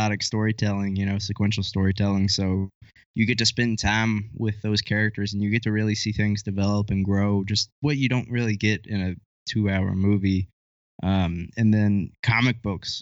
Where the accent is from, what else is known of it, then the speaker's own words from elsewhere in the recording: Kentucky, United States; accent: country; I'm from Kentucky, so I've got a bit of a country accent